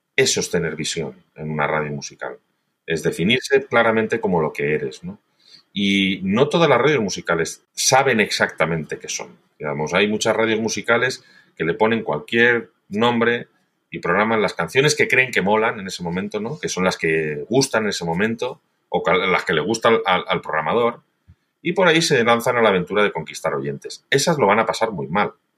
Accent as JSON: {"language": "Spanish", "region": "Valencian Community", "country": "Spain", "said": "soy valenciano"}